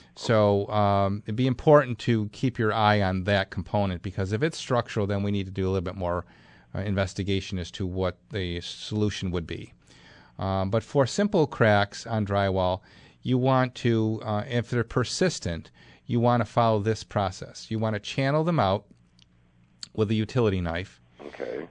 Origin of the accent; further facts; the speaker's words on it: Clarence, New York, United States; my hometown clarence new york